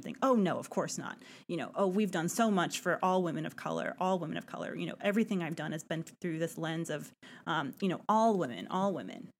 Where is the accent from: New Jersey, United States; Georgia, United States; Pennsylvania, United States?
Georgia, United States; Atlanta; Atlanta, my hometown